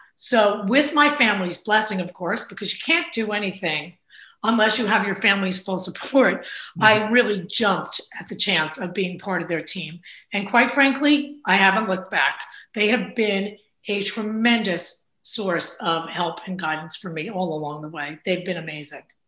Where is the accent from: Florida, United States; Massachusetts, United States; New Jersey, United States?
New Jersey, United States; Bayonne; now in New Providence, United States; I am a Jersey girl through and through. I grew up in Bayonne